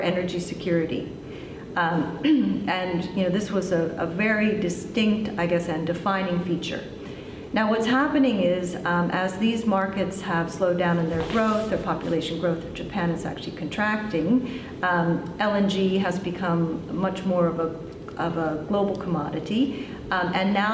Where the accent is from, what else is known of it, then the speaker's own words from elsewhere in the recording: Australia; I am from Australia and we're a producing country.